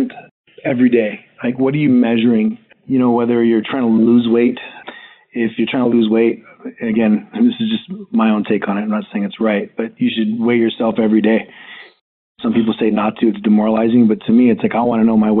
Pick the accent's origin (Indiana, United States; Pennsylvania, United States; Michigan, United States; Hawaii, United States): Hawaii, United States; I grew up in Hawaii